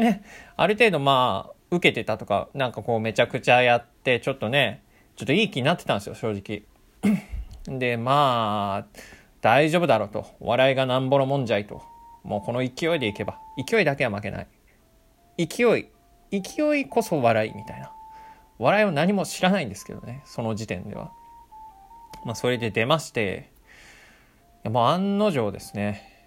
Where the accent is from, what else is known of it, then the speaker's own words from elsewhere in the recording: Chiba, Japan; もともと僕らも千葉育ち